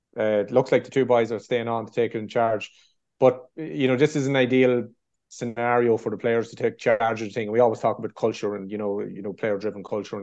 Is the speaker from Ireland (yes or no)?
yes; Meath, Leinster, Ireland; I'm from Mead